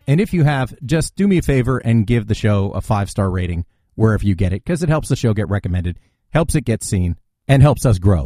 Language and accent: English; New Jersey, United States; my home state, New Jersey